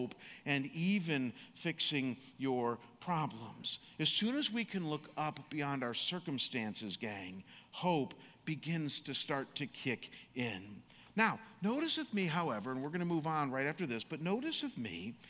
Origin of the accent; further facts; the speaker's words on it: Chagrin Falls, Ohio, United States; also born or lived in Michigan; growing up in Chagrin Falls, everybody and their brother played basketball